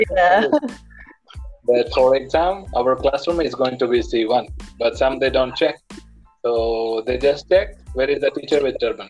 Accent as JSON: {"language": "English", "region": "Punjab", "country": "India", "first_language": "Punjabi", "second_language": "English", "moved": "as an adult", "lives_now": "Mexico", "said": "I'm from Punjab, so I speak Punjabi."}